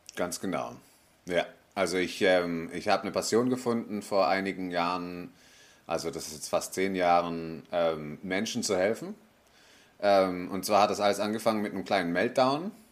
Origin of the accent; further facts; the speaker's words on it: Switzerland; moved away as an adult; now in Tenerife, Spain; Also ich bin in der Schweiz aufgewachsen, habe einen Schweizer Pass